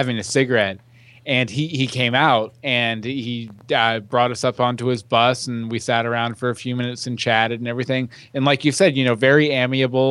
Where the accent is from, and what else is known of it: Katy, Texas, United States; born or raised there